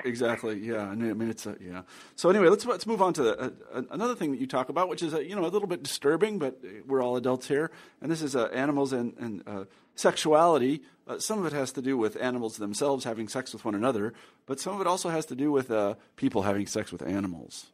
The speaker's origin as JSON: {"language": "English", "region": "Midwest", "country": "United States", "tie": "born or raised there", "said": "growing up in the Midwest"}